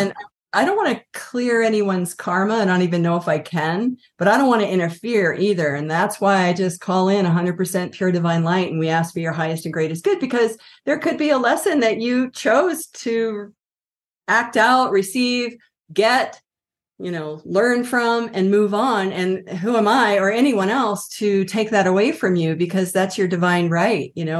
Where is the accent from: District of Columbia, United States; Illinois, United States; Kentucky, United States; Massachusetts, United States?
District of Columbia, United States; Washington; also born or lived in Colorado; now in Santa Fe, United States; I grew up on the East Coast, Washington, D C